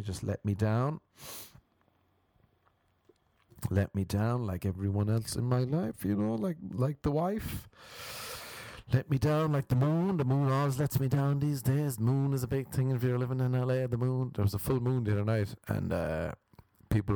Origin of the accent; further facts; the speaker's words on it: Ireland; now in Los Angeles, United States; We're Irish